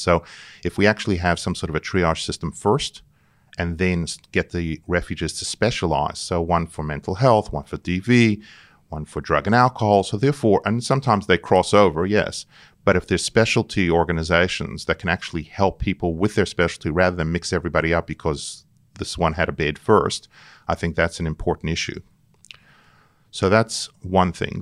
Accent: New York City, New York, United States; moved away as an adult; now in Sydney, Australia; I was born in Brooklyn, in New York, and I came out here as a student

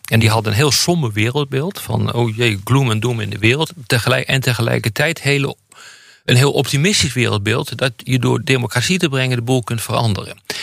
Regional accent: Netherlands; ik ben Nederlander

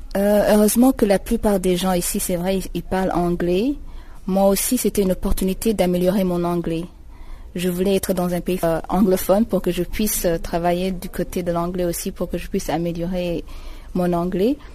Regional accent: Burundi; moved away as an adult; now in Eswatini; je viens du Burundi, c'est un pays qui se trouve à l'est de l'Afrique

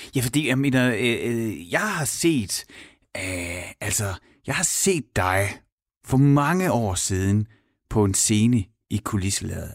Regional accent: Horsens, Central Denmark Region, Denmark; moved away; jeg er fra Horsens

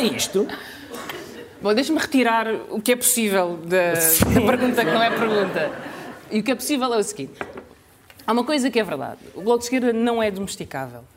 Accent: Alentejo, Portugal; eu nasci no Alentejo

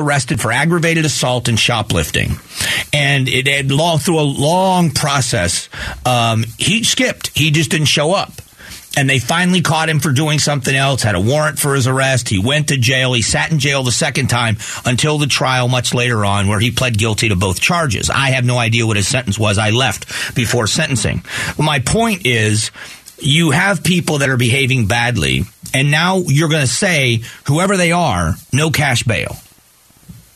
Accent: Lee County, Florida, United States; I grew up in Lee County.

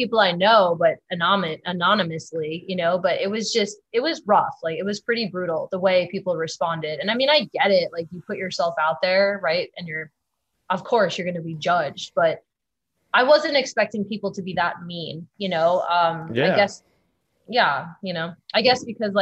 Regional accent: Long Island, New York, United States; now in California, United States; my hometown on Long Island

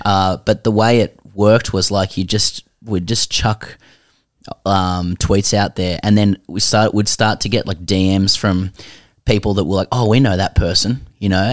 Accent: Sydney, New South Wales, Australia; moved away as an adult; now in Melbourne, Australia; we're both from Sydney, we live in Melbourne, you know, I've lived here for, like, twelve years

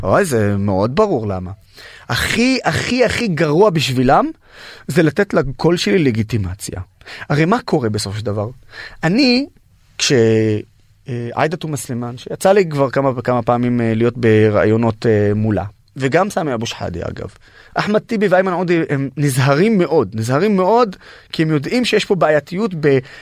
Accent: Nazareth, Northern District, Israel; also born or lived in Haifa; נולדתי בחיפה, שזו העיר המעורבת הכי גדולה בארץ. וגדלתי בנצרת, שזו העיר הערבית הכי גדולה בארץ

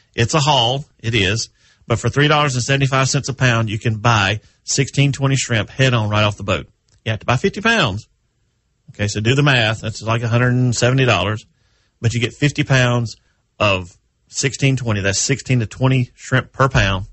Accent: Texas, United States; I am a Texas native

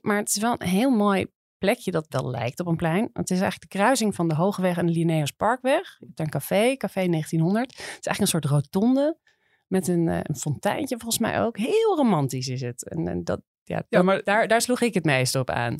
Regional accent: Amsterdam, North Holland, Netherlands; als Amsterdammers

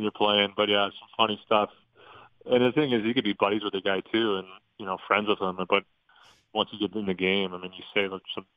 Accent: St. Louis, Missouri, United States; also born or lived in Denver; now in Dallas, United States; I was born in Denver, and I was only there for 8 months. So I, you know, pretty much grew up and still go back to St. Louis in the summers, and yeah, that's still home

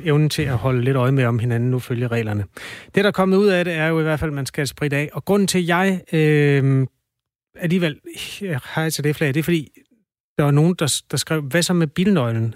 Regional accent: Jutland, Denmark; jeg er jo fra Jylland

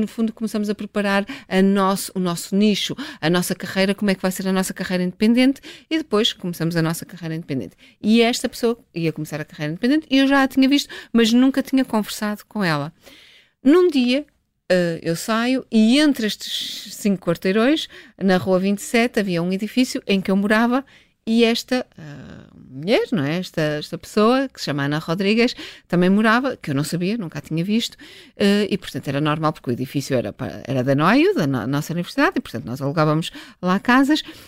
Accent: Northern Portugal, Portugal; also born or lived in England; eu sou portuguesa, sou do norte de Portugal, em que toda a gente se mete na vida de toda a gente

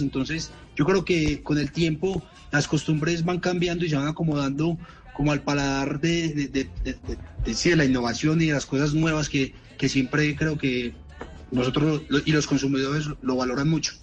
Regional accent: Manizales, Caldas, Colombia; accent: paisa; yo soy de Manizales

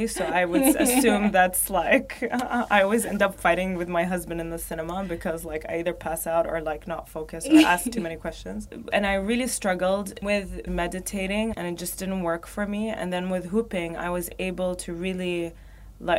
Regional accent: Riyadh, Riyadh Province, Saudi Arabia; also born or lived in Baghdad, Iraq; now in Dubai, United Arab Emirates; I'm from Saudi, and I was born in Baghdad, grew up in Saudi, in Riyadh.

